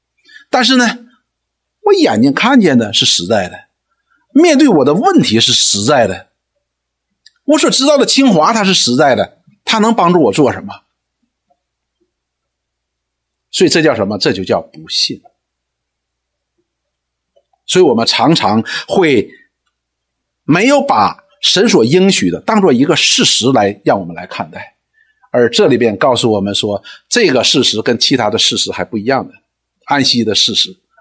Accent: China; 我们中国人追求一个境界，这个境界叫什么呢？叫泰山崩于前而色不变。

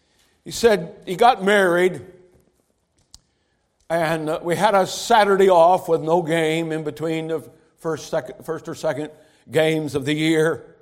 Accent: Michigan, United States; moved away as an adult; now in Ohio, United States; He mentioned that I grew up in Michigan. I live now in Ohio for the last 33 years.

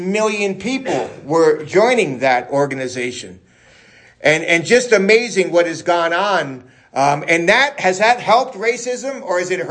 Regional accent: New York City, New York, United States; I'm from New York City

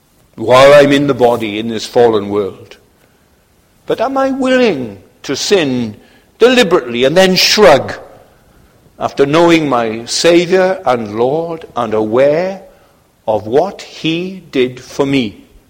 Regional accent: Poland; I'm from Poland.

